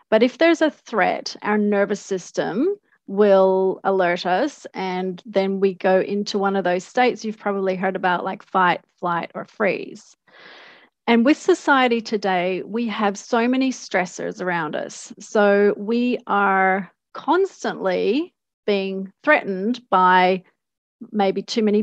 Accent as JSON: {"language": "English", "country": "Australia", "tie": "born or raised there", "also_born_or_lived": "Canada", "said": "So, um, I was born in Australia to Canadian parents, and we went back and forth a couple of times."}